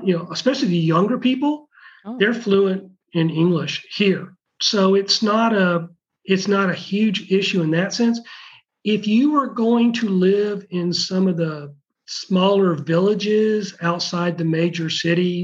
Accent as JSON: {"language": "English", "country": "United States", "also_born_or_lived": "Kuwait / Atlanta", "moved": "as an adult", "lives_now": "Pravets, Bulgaria", "said": "I'm American"}